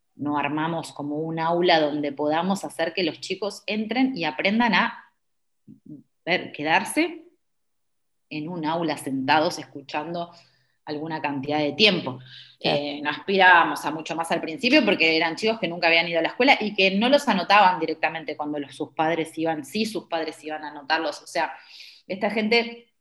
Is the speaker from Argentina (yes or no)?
yes; Buenos Aires Province, Argentina; moved away as an adult; also born or lived in Uruguay; now in India; me presentabas como bonaerense y para mí, claro, bonaerense quedó tan en el tiempo